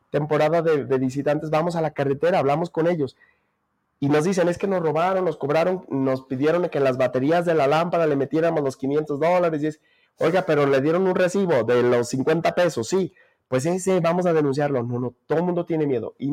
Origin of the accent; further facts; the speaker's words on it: Jerez, Zacatecas, Mexico; aquí están mis amigos, porque aquí crecí, porque aquí está mi familia, porque aquí está la fiesta de mi pueblo, de Jerez, de Valparaíso.